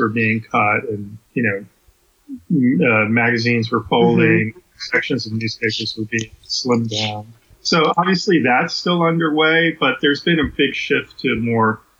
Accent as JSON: {"language": "English", "region": "New York", "country": "United States", "tie": "born or raised there", "said": "I grew up in New York"}